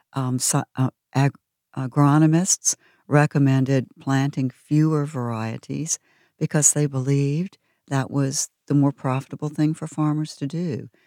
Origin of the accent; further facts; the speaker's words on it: Georgia, United States; also born or lived in North Carolina; now in Virginia, United States; I'm a Southerner born in Georgia, spent a third of my life there, a third in North Carolina, and now this third in Virginia